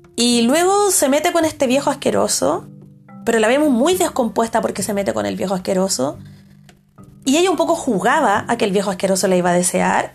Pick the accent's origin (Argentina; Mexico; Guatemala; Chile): Chile; como espectadora chilena